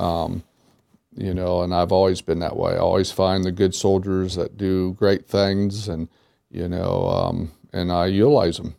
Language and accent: English; Wapakoneta, Ohio, United States; moved away; my hometown is the hometown of Neil Armstrong